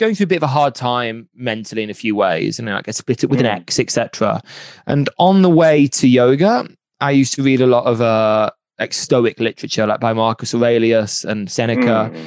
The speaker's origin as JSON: {"language": "English", "town": "Birmingham", "region": "West Midlands", "country": "United Kingdom", "said": "I'm from Birmingham"}